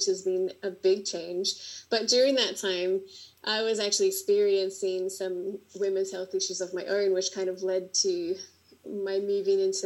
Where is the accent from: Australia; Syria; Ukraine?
Australia; accent: Australian; moved away as an adult; also born or lived in Berlin, Germany; now in Slovenia; I'm Australian, as you can probably tell by my accent. And before I left Australia